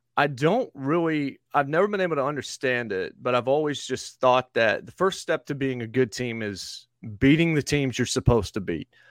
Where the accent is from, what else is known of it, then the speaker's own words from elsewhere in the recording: the Carolinas, United States; also born or lived in Virginia / Kentucky; now in Nashville, United States; I was born in Virginia and grew up in the Carolinas where there wasn't an N F L team